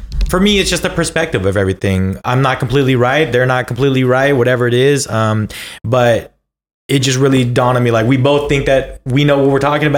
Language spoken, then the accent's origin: English; Bay Area, California, United States; we grew up in the Bay Area